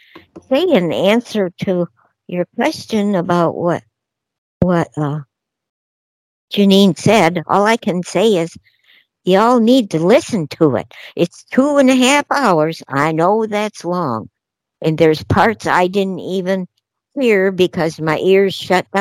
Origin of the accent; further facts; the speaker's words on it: Denver, Colorado, United States; I'm from Denver